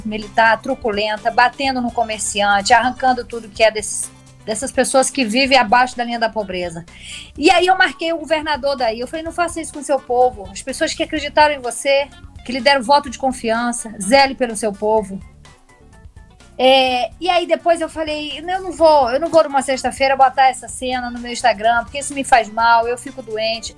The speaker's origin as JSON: {"language": "Portuguese", "region": "Northeast Region", "country": "Brazil", "said": "eu sou nordestina"}